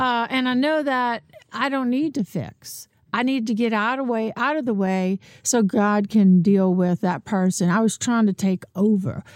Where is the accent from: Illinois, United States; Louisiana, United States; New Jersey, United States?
Louisiana, United States; New Orleans; moved away; also born or lived in Metairie; I'm from New Orleans